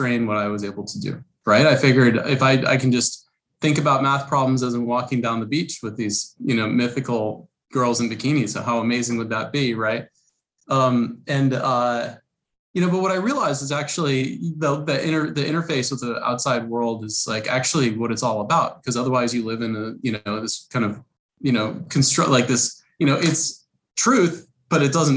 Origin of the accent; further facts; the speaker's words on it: New York City, New York, United States; moved away as an adult; also born or lived in Rochester, New York; now in San Francisco Bay Area, United States; I grew up in Brooklyn, New York. Was fortunate enough to go to a private school for the first few years of my life. Then we moved outside of New York City and to upstate New York